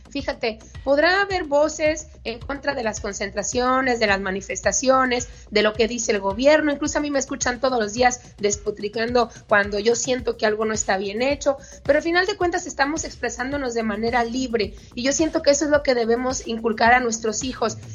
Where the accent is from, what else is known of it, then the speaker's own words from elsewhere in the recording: Mexico; Yo también soy mexicana como periodista y yo también puedo, desde mi trinchera como ciudadana, levantar la voz, ¿no?